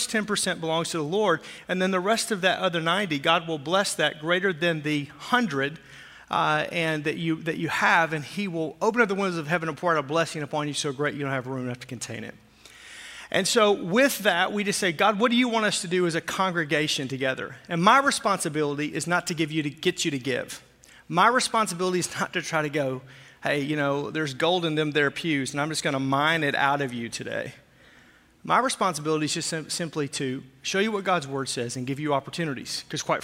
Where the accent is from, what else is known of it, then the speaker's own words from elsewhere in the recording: Arkansas, United States; moved away; I grew up in Arkansas